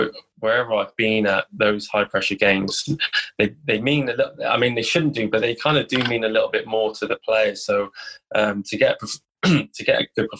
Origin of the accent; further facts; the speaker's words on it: Cardiff, Wales, United Kingdom; where I was brought up in Cardiff.